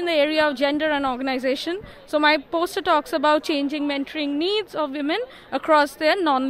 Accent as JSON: {"language": "English", "country": "India", "said": "I'm from India."}